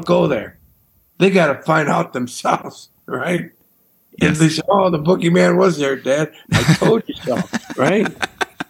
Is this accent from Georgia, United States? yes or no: no; Indiana, United States; I said, Indiana